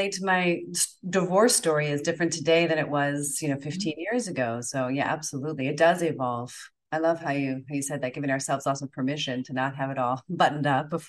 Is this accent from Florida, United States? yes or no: yes; Florida, United States; Like, do they like me even if I'm from Florida?